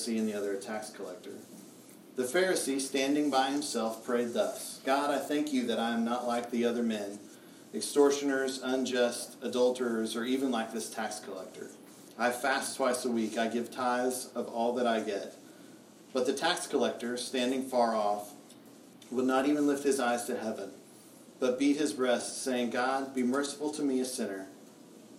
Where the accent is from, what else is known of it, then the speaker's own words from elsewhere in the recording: United States; I'm an American